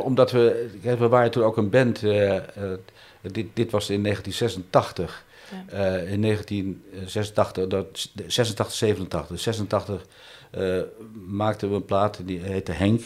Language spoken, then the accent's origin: Dutch; Amsterdam, North Holland, Netherlands; het buurtje waar ik geboren ben, hier om de hoek in Amsterdam-Oost